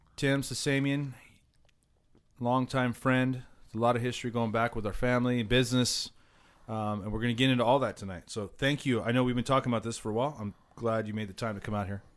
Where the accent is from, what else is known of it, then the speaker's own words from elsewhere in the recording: Southern California, United States; growing up in SoCal